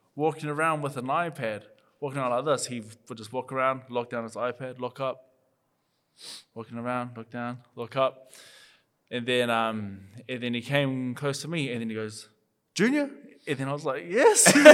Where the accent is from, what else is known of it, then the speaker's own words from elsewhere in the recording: Papatoetoe, Auckland, New Zealand; I'm from Papakuta